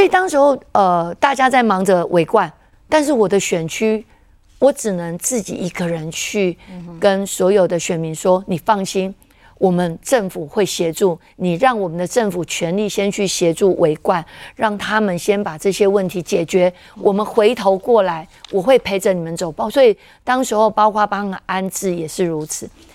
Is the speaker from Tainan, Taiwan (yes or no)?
yes; Jiangjun, Tainan, Taiwan; 我们老家，我们这个将军巷口